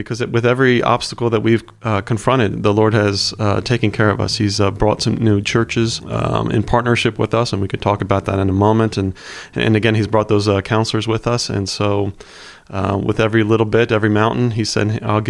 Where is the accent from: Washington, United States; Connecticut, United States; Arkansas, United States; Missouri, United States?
Connecticut, United States; also born or lived in Pennsylvania; I was born outside Philly and spent my elementary, junior high years in Connecticut attending a public school, then followed by a private school, a small Christian school in Trumbull, Connecticut.